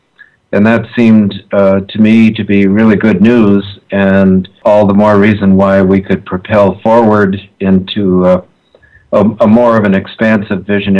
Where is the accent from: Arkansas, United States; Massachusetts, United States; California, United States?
Massachusetts, United States; Belmont; I grew up in the Boston suburb of Belmont, sort of in the shadow of Harvard University